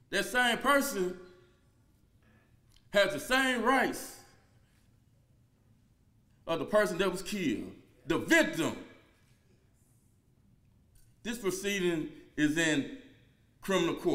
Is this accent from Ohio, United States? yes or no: no; Aberdeen, Mississippi, United States; I'm from Aberdeen, Mississippi. I grew up in poverty. A single mother of four raised me by the Tombigbee River.